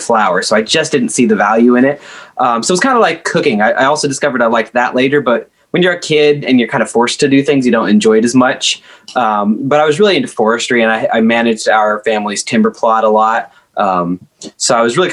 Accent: Oregon, United States; moved away as an adult; now in Nashville, United States; Originally Oregon. about an hour outside of Portland, the real Oregon, I like to say, between Portland and the coast. So I grew up on the edge of a state forest

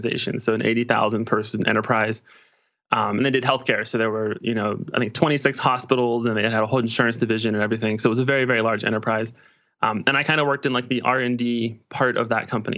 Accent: Pittsburgh, Pennsylvania, United States; I'm from Pittsburgh, Pennsylvania

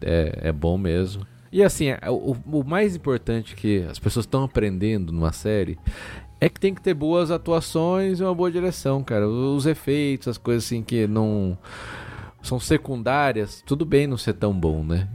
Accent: Brazil; a gente como brasileiro

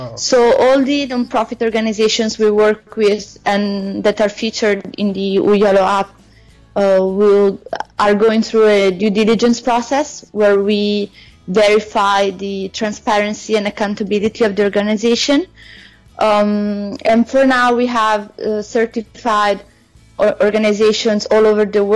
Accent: Italy; also born or lived in South Africa; I'm from Italy.

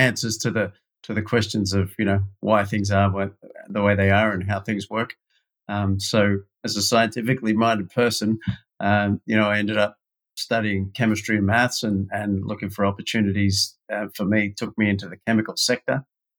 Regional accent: Sydney, New South Wales, Australia; But like a lot of other people that grow up in Australia

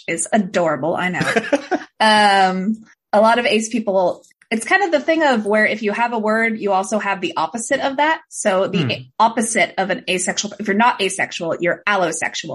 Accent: Portland, Oregon, United States; I'm also from Portland originally

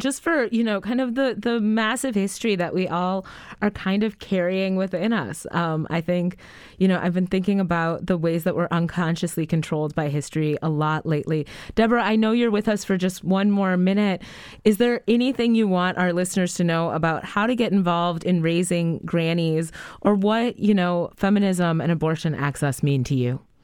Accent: Madison, Wisconsin, United States; growing up in on the east side of Madison, Wisconsin

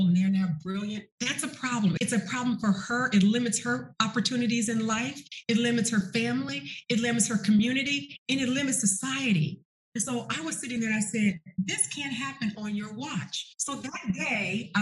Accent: the North, United States; moved away as an adult; also born or lived in Arkansas; I'm from the North.

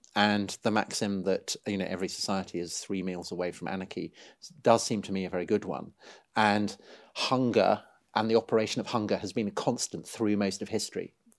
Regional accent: Salisbury, South West England, United Kingdom; I grew up outside Salisbury, home of the famous spire, Stonehenge. So, you know, an old landscape, an old countryside.

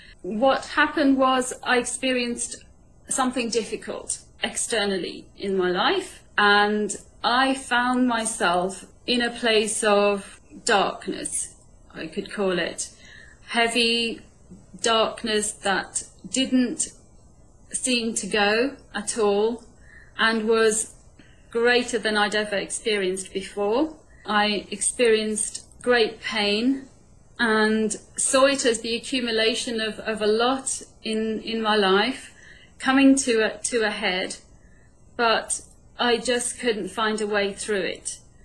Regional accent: India; born there; I was born in India where there's like masses of them.

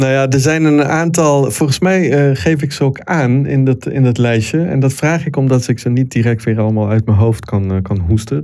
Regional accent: Italy; born or raised there; moved away as an adult; also born or lived in Congo / Milan, Italy; now in Netherlands

